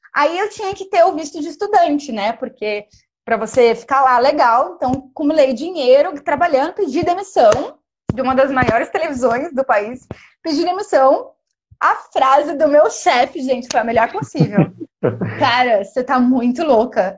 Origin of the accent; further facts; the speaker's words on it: Pindamonhangaba, São Paulo, Brazil; moved away as an adult; also born or lived in Barcelona, Spain; Eu sou de Pindamonhangaba